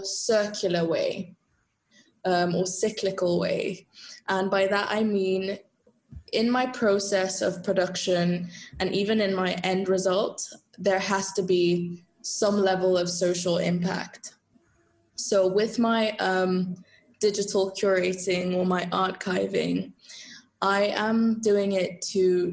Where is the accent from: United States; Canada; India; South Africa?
South Africa; moved away as an adult; also born or lived in Zambia / United Kingdom; now in Italy; I grew up in South Africa.